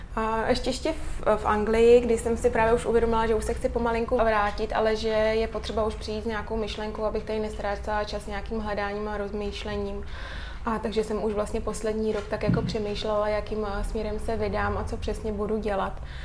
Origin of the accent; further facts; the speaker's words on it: Czechia; also born or lived in England; u nás v Čechách